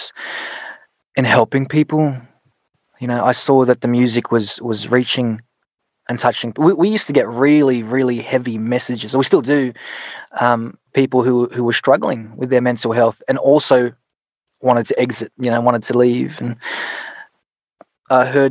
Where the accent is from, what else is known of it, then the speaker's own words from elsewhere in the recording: Sydney, New South Wales, Australia; also born or lived in Philippines; my mum actually taught me to love music at a young age in the Philippines and then growing up in Sydney